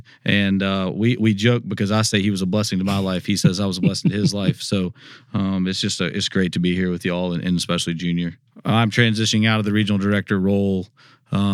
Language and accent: English; Memphis, Tennessee, United States; born there; also born or lived in South Carolina; Yeah, so I was born in Memphis, Tennessee, moved to South Carolina in the middle part. It came back of my life, and then it came back to Memphis in 2008